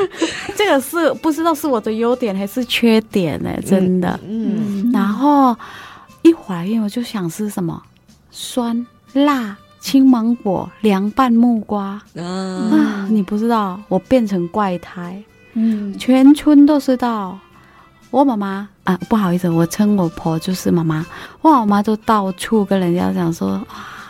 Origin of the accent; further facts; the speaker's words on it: Thailand; now in Taiwan; 我来自泰国，